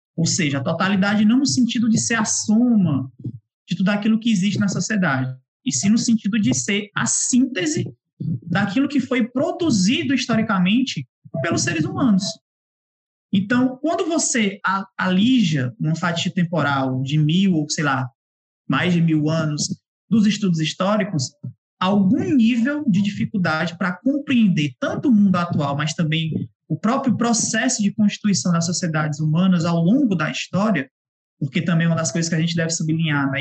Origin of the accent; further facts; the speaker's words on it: Ceará, Brazil; vocês devem estar percebendo pelo sotaque, eu não sou do eixo, sou sudeste, né? Sou cearense